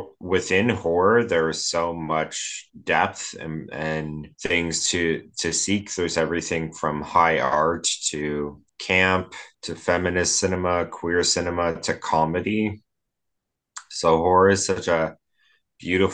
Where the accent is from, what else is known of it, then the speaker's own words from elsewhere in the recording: Edmonton, Alberta, Canada; I'm from Edmonton, Alberta. I live in Edmonton, Alberta